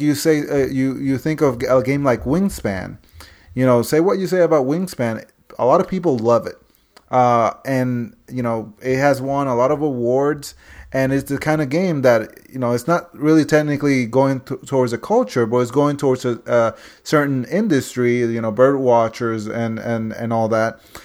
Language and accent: English; Ponce, Puerto Rico; Ponce, Puerto Rico, which is my hometown